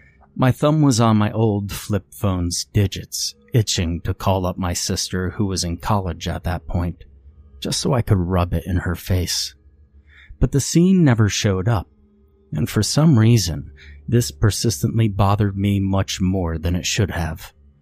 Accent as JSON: {"language": "English", "region": "Ohio", "country": "United States", "tie": "born or raised there", "said": "I grew up in Ohio, and not the American Northeast where the mall existed, but many of my grandparents and aunts and uncles lived there"}